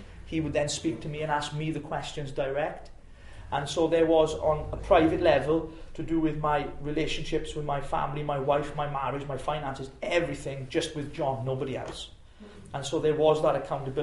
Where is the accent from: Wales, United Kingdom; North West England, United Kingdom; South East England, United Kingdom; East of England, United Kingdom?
Wales, United Kingdom; Llanelli; my hometown is in Llanelli